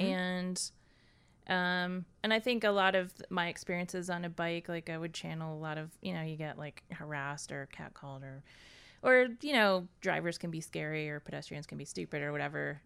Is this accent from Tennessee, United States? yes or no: yes; Nashville, Tennessee, United States; moved away as an adult; also born or lived in Boston; I grew up in Nashville, Tennessee